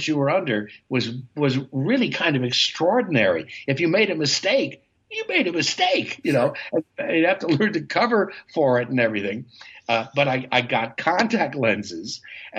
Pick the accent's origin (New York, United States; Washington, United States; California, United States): New York, United States; New York City; also born or lived in Goshen, Indiana; I was born in Goshen, Indiana, but I was raised in Manhattan from an early age.